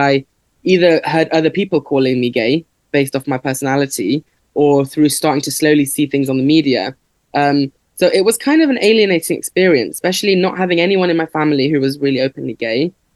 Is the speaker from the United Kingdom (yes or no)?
yes; Leicester, East Midlands, United Kingdom; I grew up in Leicester, um, and there's a big South Asian population here